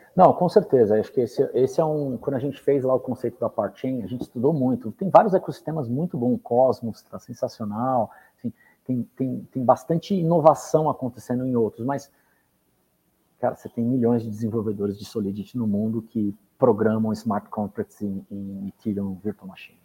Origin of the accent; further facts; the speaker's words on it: Brazil; nós somos brasileiros